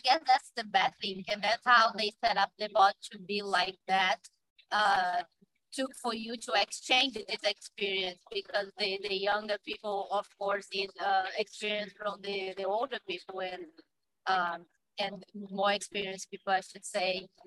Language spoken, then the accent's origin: English; Belo Horizonte, Minas Gerais, Brazil; moved away as an adult; now in United States; I'm from southeast Brazil